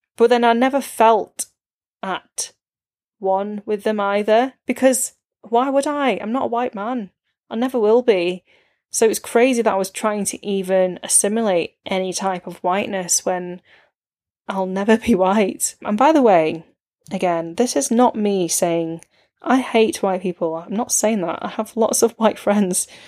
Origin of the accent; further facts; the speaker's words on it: Warrington, North West England, United Kingdom; growing up in Warrington